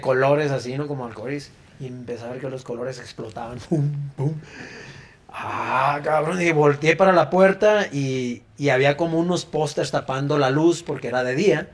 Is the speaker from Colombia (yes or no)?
no; Mexico; como ciudadanos y como mexicanos